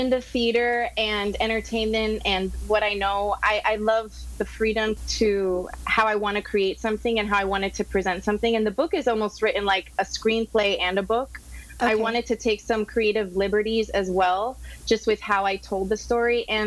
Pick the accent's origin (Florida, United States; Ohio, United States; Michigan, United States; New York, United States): Florida, United States; Miami; also born or lived in Los Angeles; I'm from Miami and born and raised here